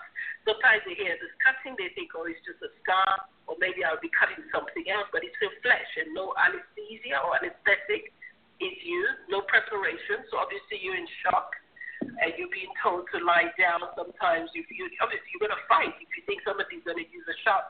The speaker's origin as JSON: {"language": "English", "country": "Sierra Leone", "moved": "yes", "lives_now": "United Kingdom", "said": "I'm from Sierra Leone originally"}